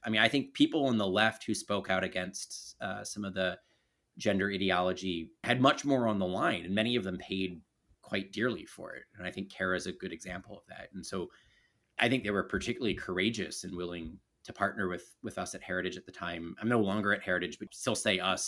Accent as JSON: {"language": "English", "town": "Baltimore", "region": "Maryland", "country": "United States", "tie": "born or raised there", "said": "I grew up in Baltimore City."}